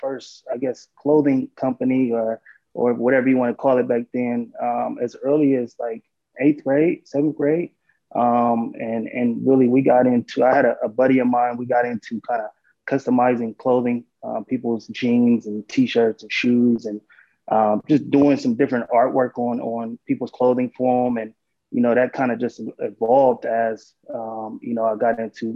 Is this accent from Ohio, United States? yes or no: yes; Columbus, Ohio, United States; also born or lived in Los Angeles; I actually born and raised in Columbus, Ohio